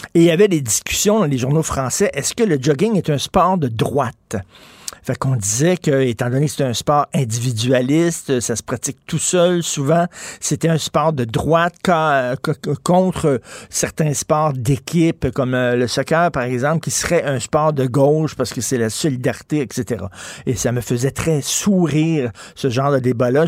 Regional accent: Montreal, Quebec, Canada; j'ai grandi à Verdun

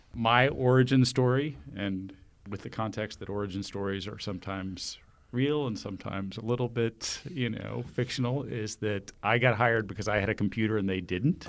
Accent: Austin, Texas, United States; I grew up in Austin

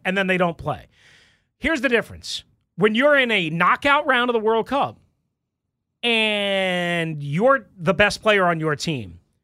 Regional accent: Long Island, New York, United States; I lived on Long Island

